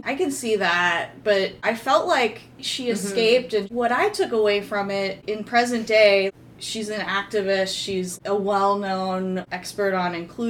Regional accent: North Florida, United States; I grew up in North Florida in the 80s.

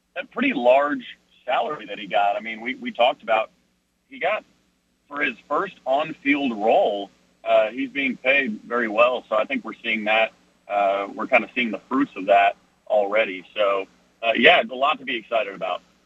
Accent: Minnesota, United States; my hometown Vikings

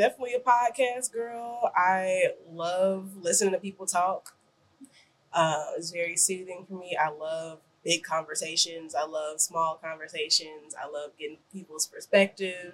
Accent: Chicago, Illinois, United States; I'm from the Chicago area

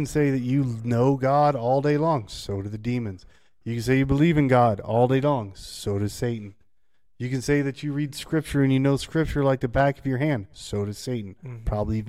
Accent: United States; Because I'm an American, and we're in America.

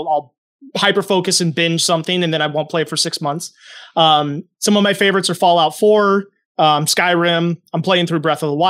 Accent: Indiana, United States; also born or lived in New Hampshire; now in Minnesota, United States; I'm from Indiana and New Hampshire, okay, and then ended up in Minnesota in 2014.

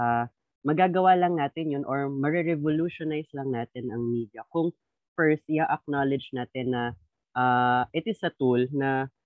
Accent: Rizal, Calabarzon, Philippines; mula din po ako sa Rizal. Ayan, Calabarzon represent everybody.

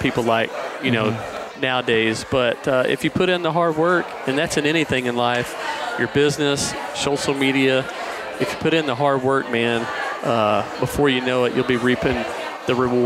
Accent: Poplar Bluff, Missouri, United States; My hometown, man, it's just like we're out there cutting grass

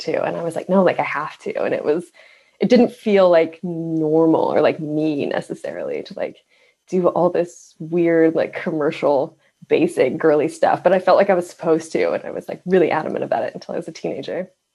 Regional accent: Midwest, United States; I grew up in the Midwest

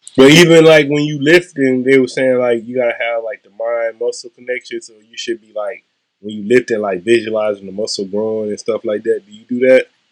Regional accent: Mississippi, United States; now in California, United States; I'm from Mississippi

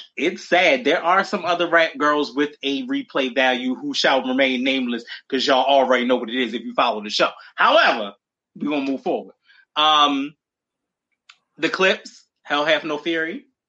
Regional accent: Baltimore, Maryland, United States; we're both from Baltimore

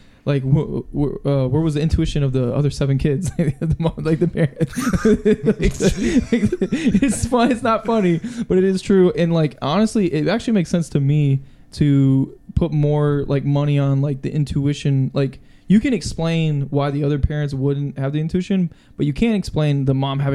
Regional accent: Michigan, United States; I'm from Michigan

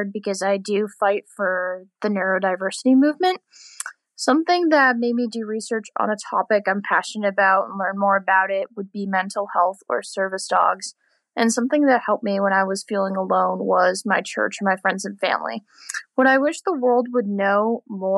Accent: Bedford, New Hampshire, United States; I'm from Bedford, NH

